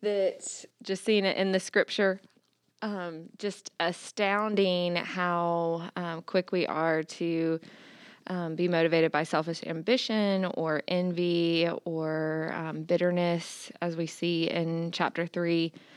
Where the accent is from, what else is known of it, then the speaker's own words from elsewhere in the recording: Augusta, United States; am from Augusta